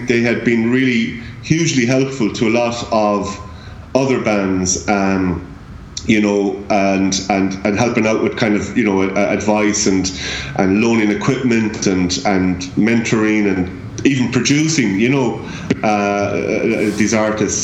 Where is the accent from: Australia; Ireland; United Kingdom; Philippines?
Ireland; Limerick, Munster; the music that's in my hometown